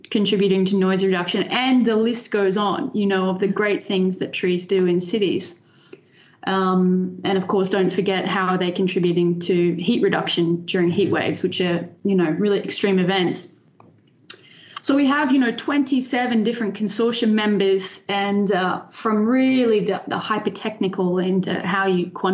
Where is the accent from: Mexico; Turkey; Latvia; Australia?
Australia; Brisbane, Queensland; moved away as an adult; also born or lived in Netherlands; now in Delft, Netherlands; I'm Australian. So I was born and raised in Brisbane in Australia.